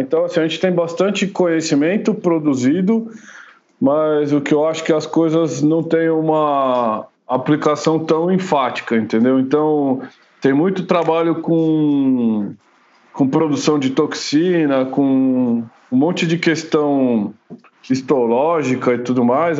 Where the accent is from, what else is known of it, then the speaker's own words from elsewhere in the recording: São Paulo, Brazil; moved away as an adult; now in Jundiaí, Brazil; quando eu era pequeno, eu morava em São Paulo mesmo, né? Eu vim morar aqui só quando eu casei